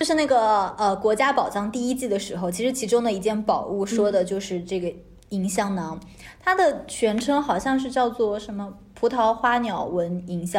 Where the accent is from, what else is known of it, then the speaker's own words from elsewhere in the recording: China; 我们中国人复制的能力，你还怀疑吗？